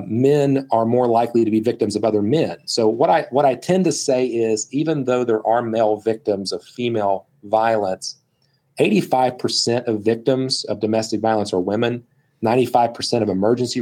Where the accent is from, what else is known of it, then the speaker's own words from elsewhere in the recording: West Virginia, United States; I'm from West Virginia.